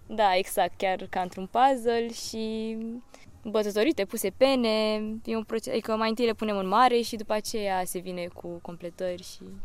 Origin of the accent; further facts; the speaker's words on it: Galați, Galați County, Romania; moved away as an adult; now in Bucharest, Romania; am 23 de ani și vin din Galați, dar studiez la București